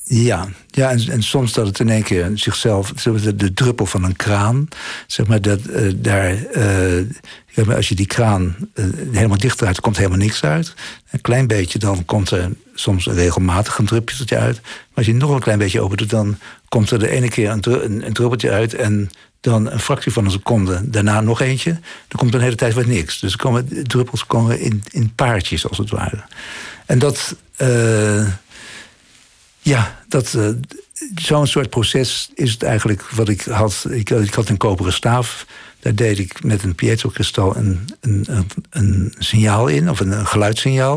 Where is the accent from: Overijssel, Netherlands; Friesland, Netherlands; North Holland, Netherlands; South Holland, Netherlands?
South Holland, Netherlands; The Hague; moved away as an adult; also born or lived in Delft; dat strand, daar ben ik ongeveer op geboren in Scheveningen. Ik, eh, mijn familie woonde ja, eh, aan het eindpunt van mijn 11.